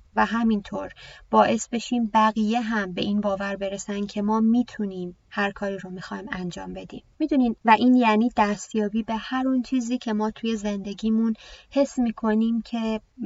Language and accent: Persian; Iran; منم توی همین کشور به دنیا اومدم